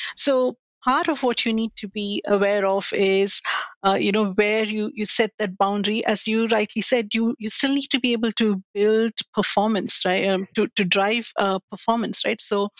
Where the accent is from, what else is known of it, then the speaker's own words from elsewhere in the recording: India; moved away as an adult; now in Australia; I grew up in India